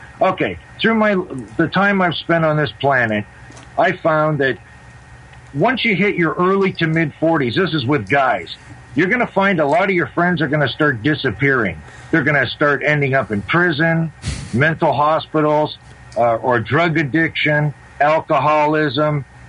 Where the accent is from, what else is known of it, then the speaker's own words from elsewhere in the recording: Toronto, Ontario, Canada; from Toronto. Long time no talk.